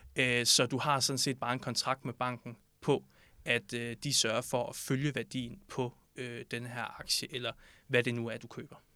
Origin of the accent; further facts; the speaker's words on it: Southern Jutland, Southern Denmark, Denmark; moved away as an adult; now in Copenhagen, Denmark; så er jeg født og opvokset i Sønderjylland